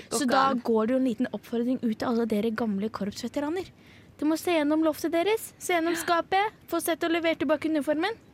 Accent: Oslo, Norway; Jeg er fra Oppsal, vet du.

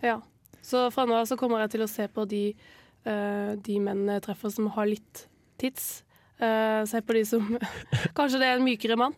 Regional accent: near Eydehavn, Agder, Norway; Eidehavn, som er eh, ikke langt fra der jeg vokste opp

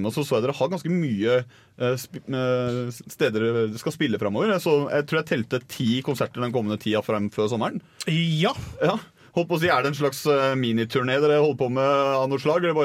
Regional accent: Oslo, Norway; Jeg er fra Oslo.

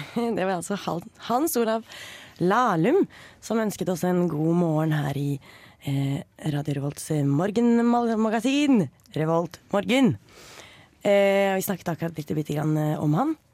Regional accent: Norway; jeg er forresten, norsk

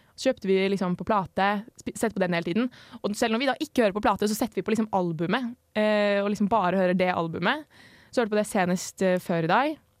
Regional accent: Oslo, Norway; moved away as an adult; now in Trondheim, Norway; Jeg er 22 år, kommer fra Oslo. Ja, der jeg kommer fra, heter ikke noe sånn veldig spesiell. Men eh, ja, Oslo øst eh, i nærheten av Vålerenga

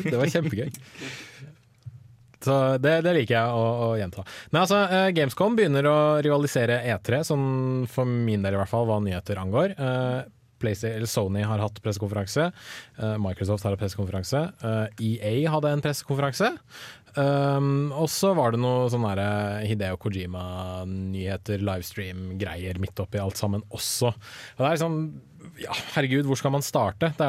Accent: Sandvika, Akershus, Norway; now in Trondheim, Norway; har jeg jobbet en del i sommer i en lokal matvarebutikk der jeg er fra, i Sandvika.

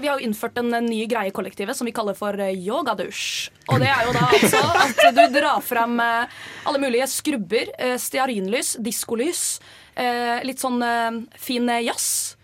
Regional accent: Oslo, Norway; er også fra Oslo og studerer industriell design

